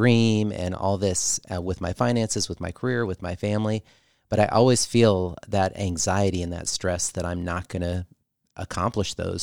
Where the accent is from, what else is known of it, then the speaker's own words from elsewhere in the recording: Michigan, United States; We're from Michigan